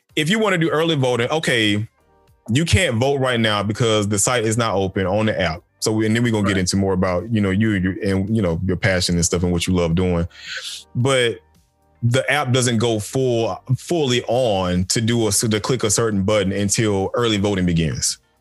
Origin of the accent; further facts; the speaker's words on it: Macon, Georgia, United States; now in Loganville, United States; growing up in Macon